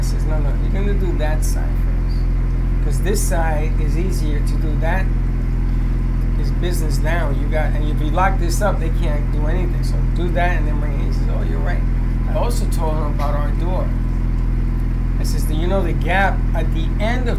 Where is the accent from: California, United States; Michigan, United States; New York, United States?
New York, United States; New York City; I grew up in the Bronx with these guys